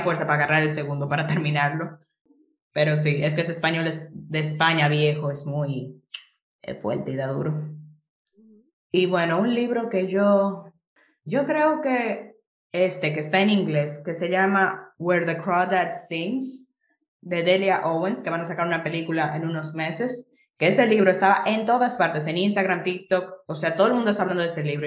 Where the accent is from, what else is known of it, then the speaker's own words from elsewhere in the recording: Jarabacoa, La Vega, Dominican Republic; moved away as an adult; now in Santiago, Dominican Republic; vivo en Santiago ahora por la universidad, pero yo originalmente soy de Jarabacoa